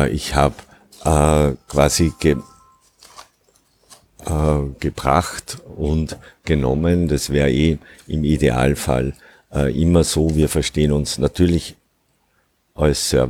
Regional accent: Upper Austria, Austria; ja, ich komme ursprünglich aus Oberösterreich, bin acht Kilometer entfernt äh, von Mauthausen aufgewachsen

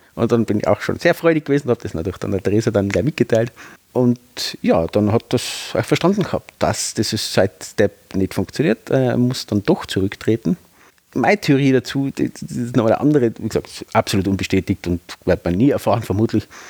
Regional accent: Tyrol, Austria; bei uns in Tirol

